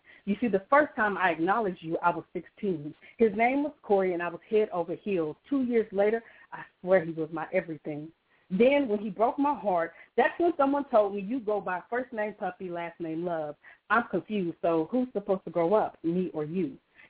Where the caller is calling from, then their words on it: Kentucky, United States; Hello, this is …, calling from Kentucky.